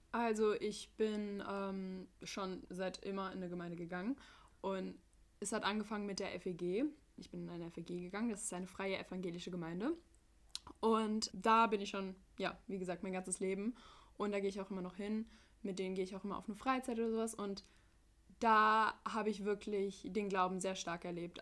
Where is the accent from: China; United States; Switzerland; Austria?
United States; now in Frankfurt, Germany; ich bin Amerikanerin